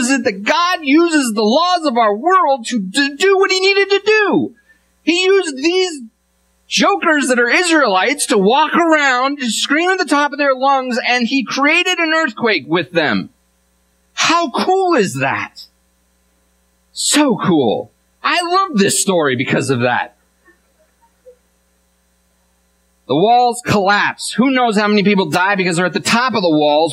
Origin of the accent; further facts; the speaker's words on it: Washington, United States; I'm from Washington, and so I'm a fan of the Seahawks